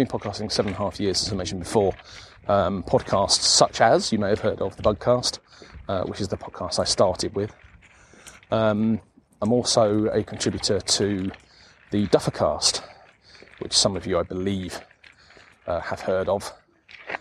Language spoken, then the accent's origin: English; southern England, United Kingdom; now in South Yorkshire, United Kingdom; I'm not a South Yorkshire native. I'm actually from the south of the UK, you know. I'm from southern England